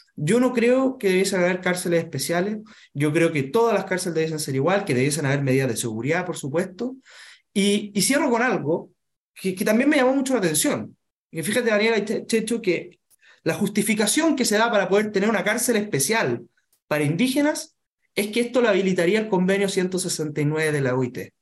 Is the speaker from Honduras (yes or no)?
no; Chile; todos siendo chilenos tenemos distintas formas de ser, distintas culturas